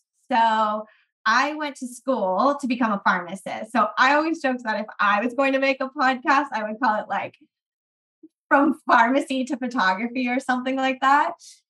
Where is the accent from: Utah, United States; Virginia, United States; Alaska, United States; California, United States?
California, United States; I am from the Bay Area. I have lived all over California because my dad moved us around a lot.